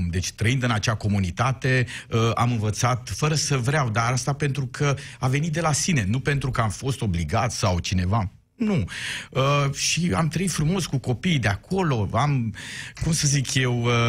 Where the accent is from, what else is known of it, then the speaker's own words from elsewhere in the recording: Miercurea Ciuc, Harghita County, Romania; sunt un român din Miercurea Ciuc care a învățat limba maghiară afară